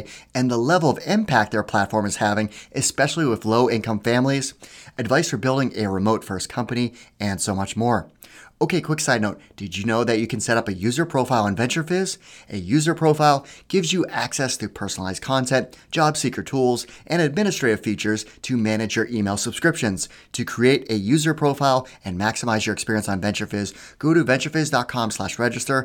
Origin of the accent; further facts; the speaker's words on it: New Hampshire, United States; now in Philadelphia, United States; I grew up in New Hampshire.